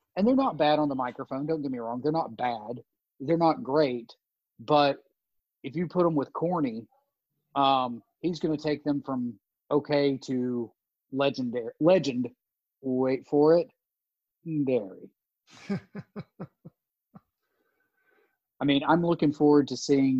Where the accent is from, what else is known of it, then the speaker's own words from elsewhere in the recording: Tennessee, United States; I grew up in Tennessee, late 80s, early 90s